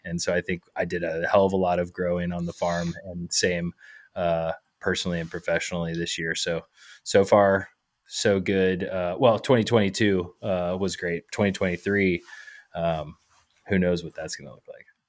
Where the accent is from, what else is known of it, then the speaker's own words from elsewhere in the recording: Georgia, United States; moved away as an adult; also born or lived in Colorado; now in Michigan, United States; born and raised in Georgia, and went to the University of Georgia